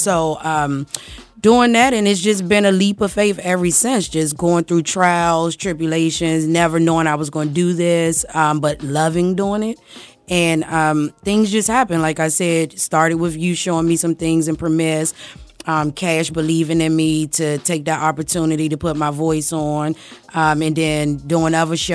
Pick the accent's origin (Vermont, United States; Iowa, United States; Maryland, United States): Maryland, United States; also born or lived in Washington, D.C.; I'm from Washington, D.C., but I grew up in Maryland